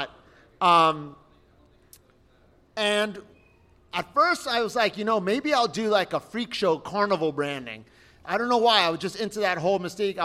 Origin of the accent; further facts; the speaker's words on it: West Kendall, Florida, United States; out on Sunset in 152, which is my hometown, West Kendall